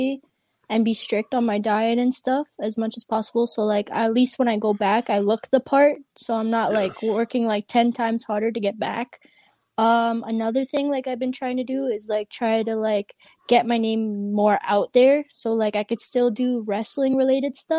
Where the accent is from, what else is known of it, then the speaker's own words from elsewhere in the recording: Canada; I'm Canadian